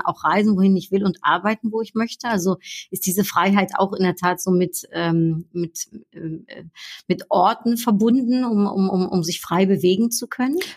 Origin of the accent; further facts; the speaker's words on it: Netherlands; ich bin ja Niederländerin